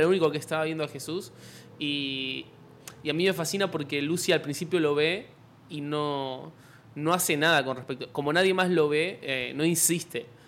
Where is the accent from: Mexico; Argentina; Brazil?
Argentina; yo soy youtuber argentino